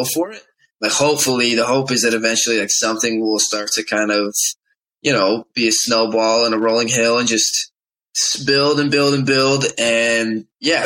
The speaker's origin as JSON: {"language": "English", "town": "Monroe", "region": "Washington", "country": "United States", "tie": "born or raised there", "said": "I am 18 years old, and I'm from Monroe, Washington"}